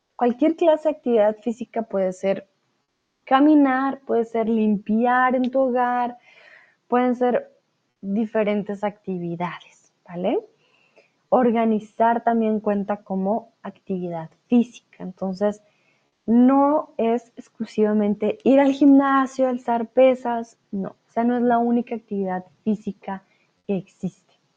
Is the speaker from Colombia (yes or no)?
yes; Colombia; now in Germany; Soy de Colombia, pero ahora estoy de vuelta aquí en Alemania